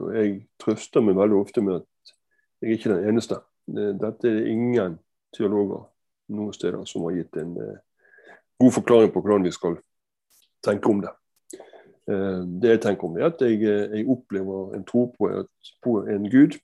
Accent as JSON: {"language": "Norwegian", "town": "Bergen", "region": "Vestland", "country": "Norway", "tie": "born or raised there", "said": "Jeg er, jeg er bergenser, som du hører. Jeg er fra Fyllingsdalen og Danmarksplass i barndommen."}